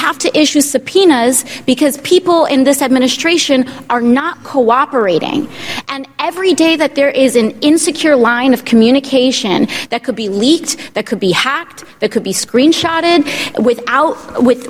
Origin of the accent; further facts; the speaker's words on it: New York, United States; as a New Yorker